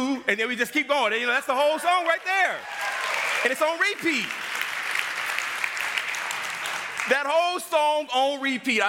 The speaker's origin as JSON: {"language": "English", "town": "Los Angeles", "region": "California", "country": "United States", "tie": "born or raised there", "moved": "yes", "said": "I grew up back in Los Angeles, California, and I grew up in a household, two-parent household"}